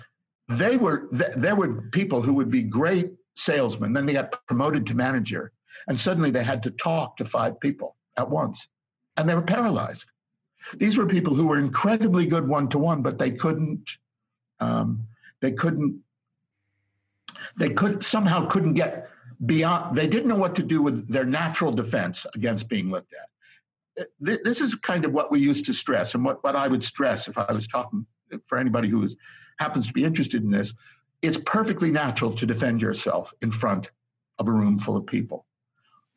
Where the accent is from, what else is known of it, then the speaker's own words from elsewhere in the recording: United States; moved away as an adult; also born or lived in United Kingdom; I'm an American, so, and I, even though I lived in Britain for 30 years